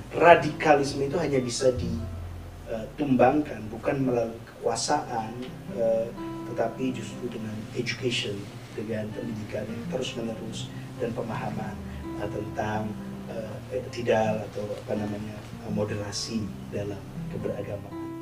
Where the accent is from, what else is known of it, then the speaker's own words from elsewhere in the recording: Indonesia; kita sebagai bangsa Indonesia